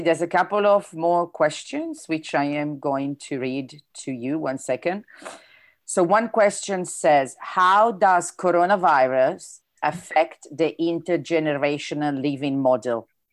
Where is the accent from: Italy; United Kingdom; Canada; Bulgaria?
Italy; accent: Italian; English is a second language; my italian accent sometimes is difficult to understand